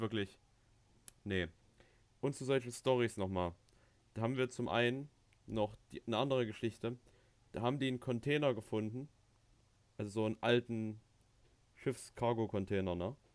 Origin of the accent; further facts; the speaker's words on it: Thuringia, Germany; bei uns in Thüringen